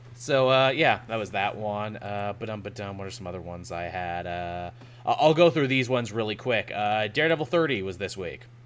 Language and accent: English; Canada; I'm Canadian